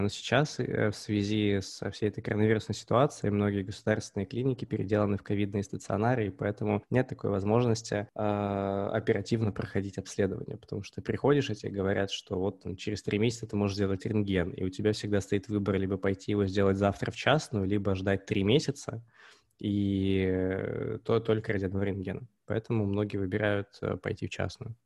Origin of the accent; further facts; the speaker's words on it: Omsk, Omsk Oblast, Russia; я родом из Омска